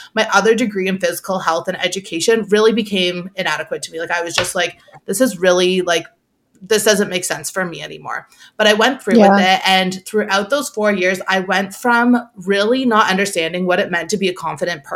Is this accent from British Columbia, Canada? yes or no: no; Toronto, Ontario, Canada; I'm from Toronto